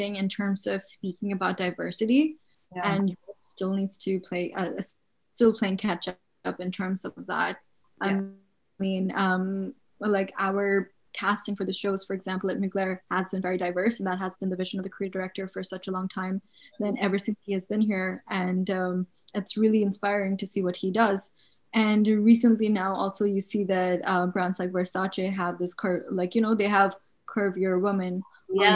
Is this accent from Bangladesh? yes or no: yes; Bangladesh; I'm from Bangladesh.